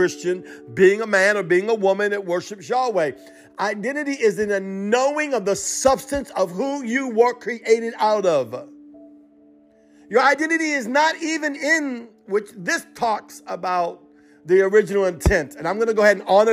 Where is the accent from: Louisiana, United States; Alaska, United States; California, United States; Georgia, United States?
Louisiana, United States; Cajun; I'm Cajun, broken English, half Hebrew